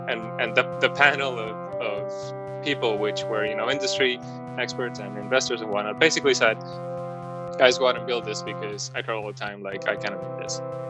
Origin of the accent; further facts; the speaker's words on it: Madrid, Community of Madrid, Spain; also born or lived in Mexico / Miami / London; I also grew up, you know, around the world pretty much from Madrid.